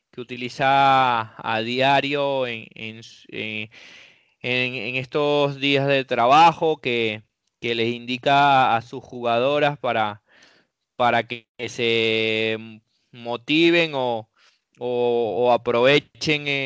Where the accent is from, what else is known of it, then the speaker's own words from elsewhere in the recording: Venezuela; now in Dominican Republic; de como venezolanos que, que, se encuentran en República Dominicana es, el gran trabajo que están haciendo allí